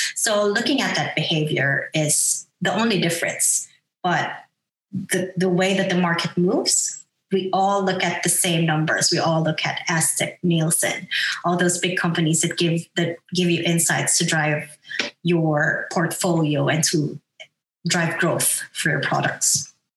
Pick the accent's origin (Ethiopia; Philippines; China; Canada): Philippines; moved away as an adult; now in Australia; I am from the Philippines. I'm a Filipina.